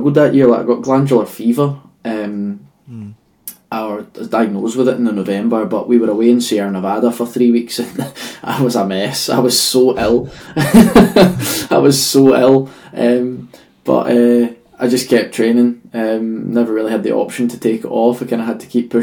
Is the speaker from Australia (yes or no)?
no; Stirling, Scotland, United Kingdom; the atmosphere I was raised in Stirling